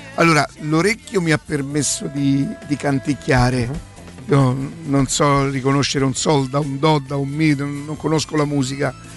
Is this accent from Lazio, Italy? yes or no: yes; Rome, Lazio, Italy; sono di Roma